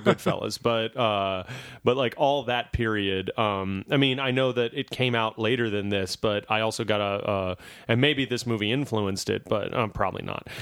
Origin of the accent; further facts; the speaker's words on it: Louisiana, United States; my home state of Louisiana